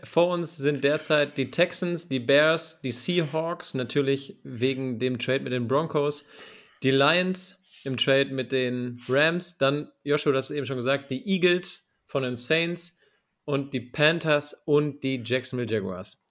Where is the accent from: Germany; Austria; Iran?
Germany; bei uns in Deutschland